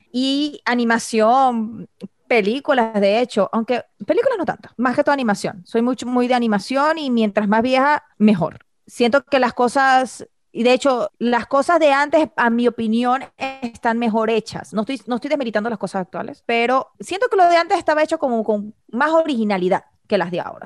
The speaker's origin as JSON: {"language": "Spanish", "country": "Venezuela", "said": "somos venezolanos, de la parte de Venezuela de que venimos"}